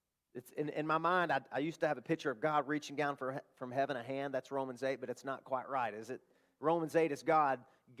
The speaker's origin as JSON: {"language": "English", "region": "the South", "country": "United States", "said": "I'm from the South, you-ins, you all, you guys."}